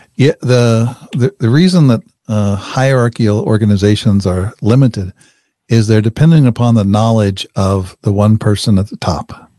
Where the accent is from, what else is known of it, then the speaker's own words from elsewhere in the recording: Wichita, Kansas, United States; I grew up in Wichita, Kansas.